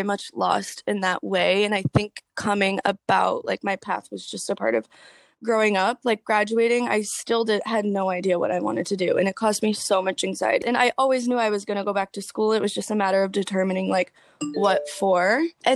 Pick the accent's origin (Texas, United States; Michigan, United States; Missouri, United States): Michigan, United States; suburbs of Detroit; Suburbs of Detroit. So like 45 minutes, an hour out.